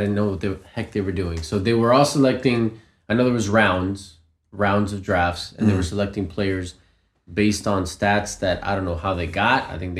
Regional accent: United States; also born or lived in Colombia; I'm from the States, the United States of America, originally born in Colombia, though.

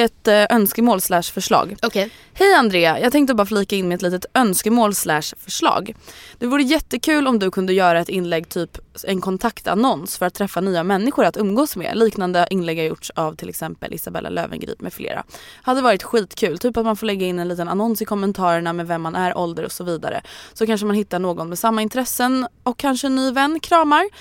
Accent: Stockholm, Stockholm County, Sweden; det är söder om söder, så att där jag är uppvuxen

